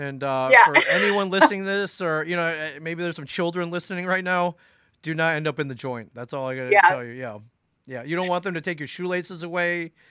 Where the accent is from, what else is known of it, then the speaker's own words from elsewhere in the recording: Midwest, United States; moved away; also born or lived in Los Angeles; So I've lived in Jersey almost 20 years. I moved around a lot. I grew up mainly in the Midwest. Spent some time out west in Los Angeles.